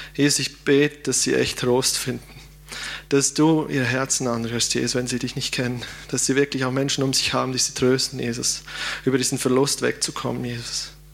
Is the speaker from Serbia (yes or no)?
no; Switzerland; als Schweizer